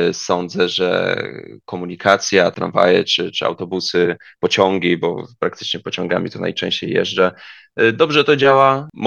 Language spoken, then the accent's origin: Polish; Stęszew, Greater Poland, Poland; Pochodzę ze Stęszewa. Stęszew jest położony 25 km pod Poznaniem